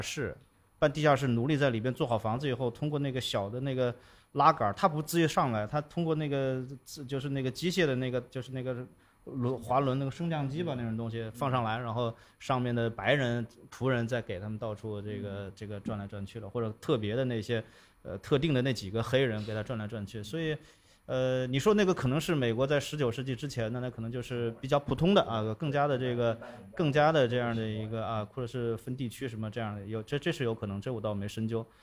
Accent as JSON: {"language": "Chinese", "country": "China", "said": "这是我们中国人的习惯"}